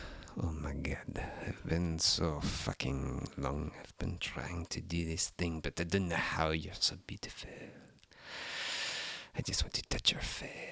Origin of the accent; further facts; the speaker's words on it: Texas, United States; now in New Zealand; I'm like, oh, I'm American. I'm from blah blah. I'm from Texas and stuff like that.